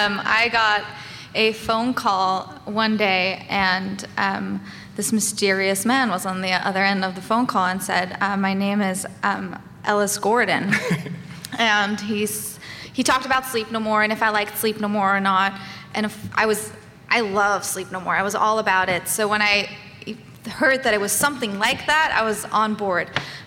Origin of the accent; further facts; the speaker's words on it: Switzerland; moved away; I'm from Switzerland.